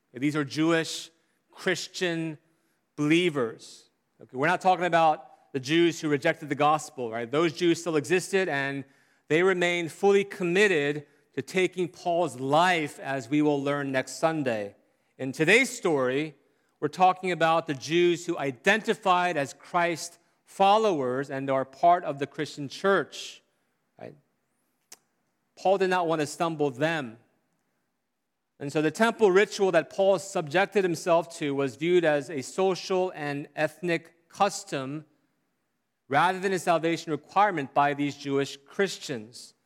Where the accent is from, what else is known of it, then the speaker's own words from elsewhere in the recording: South Korea; growing up in Korea